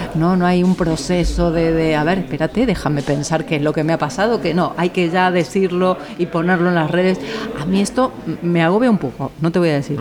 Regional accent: Argentina; now in Spain; Argentina, que es donde yo nací, donde me, me late el corazón muy fuerte

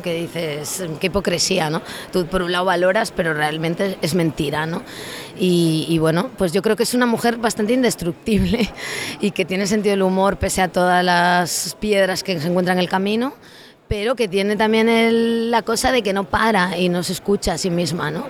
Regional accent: Lugo, Galicia, Spain; yo soy de una zona de Lugo, de interior

